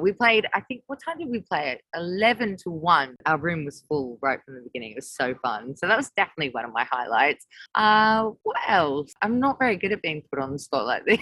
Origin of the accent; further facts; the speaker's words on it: Australia; moved away as an adult; now in London, United Kingdom; when I moved from Australia to London, I was only 19.